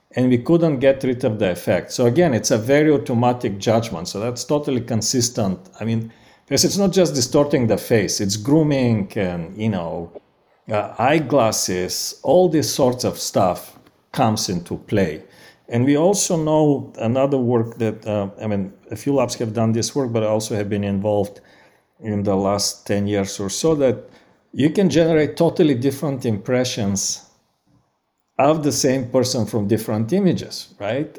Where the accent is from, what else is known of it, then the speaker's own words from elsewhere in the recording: Bulgaria; accent: Bulgarian; English is a second language; moved away; i'm originally from bulgaria that's my accent